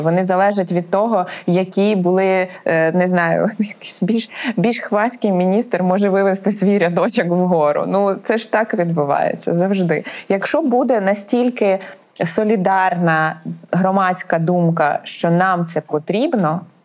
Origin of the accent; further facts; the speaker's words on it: Poltava Oblast, Ukraine; я з Полтавщини